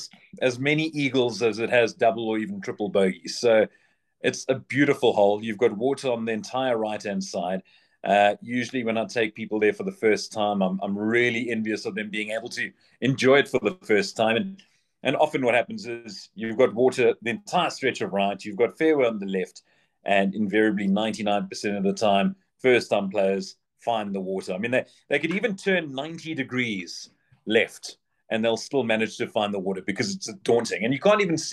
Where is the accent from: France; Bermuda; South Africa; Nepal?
South Africa; Port Elizabeth, Eastern Cape; now in Johannesburg, South Africa; I'm a PE boy. So, well, I'm from the Eastern Cape.